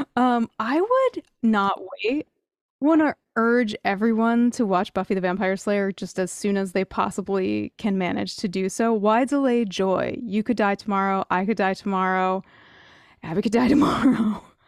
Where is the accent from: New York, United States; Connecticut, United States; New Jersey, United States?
New Jersey, United States; I grew up in New Jersey.